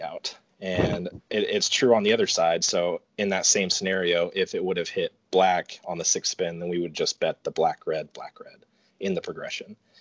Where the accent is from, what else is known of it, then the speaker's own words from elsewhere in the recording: Portland, Oregon, United States; moved away as an adult; now in North Carolina, United States; I was born in Portland, Oregon, and lived there most of my life